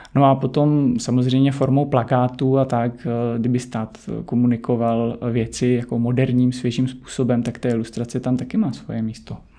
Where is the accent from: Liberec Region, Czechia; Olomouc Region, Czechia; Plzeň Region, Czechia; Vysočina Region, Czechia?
Vysočina Region, Czechia; Nové Město na Moravě; now in Prague, Czech Republic; já jsem z Vysočiny, pocházím z Vysočiny, z Nového města na Moravě